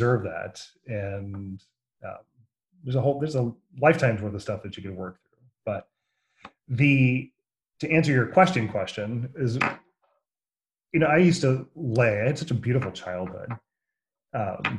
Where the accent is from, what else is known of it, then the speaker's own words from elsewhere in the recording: Jackson, Michigan, United States; also born or lived in Battle Creek, Michigan / Kalamazoo, Michigan; I was in Jackson, Michigan for most of my life